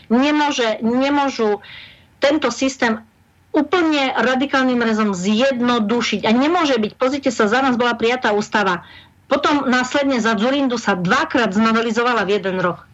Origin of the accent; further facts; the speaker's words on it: Slovakia; My Slováci